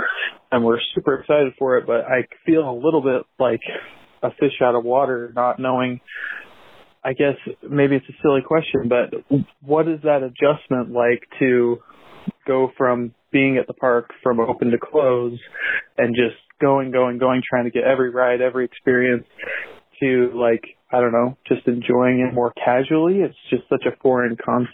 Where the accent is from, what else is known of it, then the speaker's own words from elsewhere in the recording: Utah, United States; I am from Utah originally, but am going to be moving to Orlando shortly.